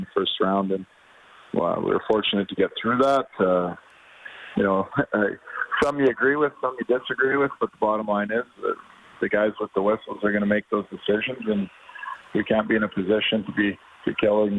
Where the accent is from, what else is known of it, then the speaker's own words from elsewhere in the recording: Edmonton, Alberta, Canada; now in Calgary, Canada; Edmonton is my hometown, my whole life growing up